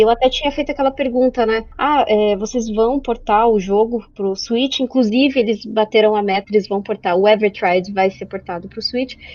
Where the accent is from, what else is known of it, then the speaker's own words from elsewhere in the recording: Brazil; Porque a gente é brasileiro